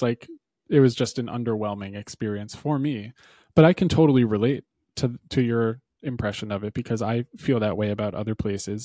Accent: New Hampshire, United States; where I grew up in New Hampshire

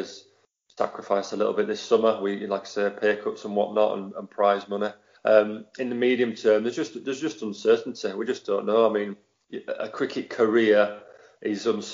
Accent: Halifax, Yorkshire and the Humber, United Kingdom; moved away; I grew up in Halifax.

